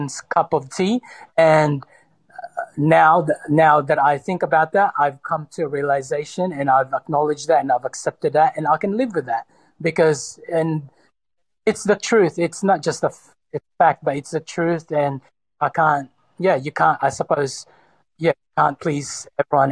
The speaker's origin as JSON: {"language": "English", "town": "Sydney", "region": "New South Wales", "country": "Australia", "tie": "born or raised there", "also_born_or_lived": "Cebu, Philippines", "said": "I was born in the Philippines in Cebu, but I was, for the most part, raised in Sydney from the age of 10 or 11"}